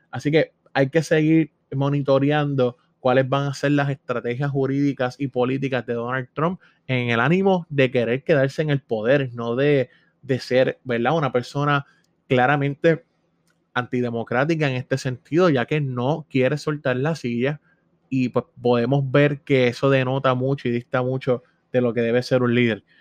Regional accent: Puerto Rico; somos ciudadanos americanos residentes en Puerto Rico

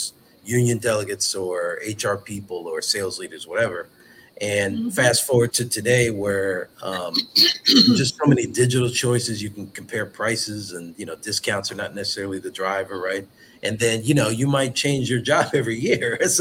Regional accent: Philadelphia, Pennsylvania, United States; growing up in Philadelphia

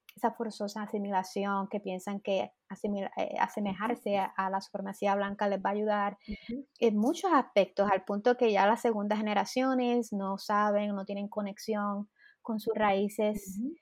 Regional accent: Puerto Rico; now in United States; yo quiero regresar a Puerto Rico

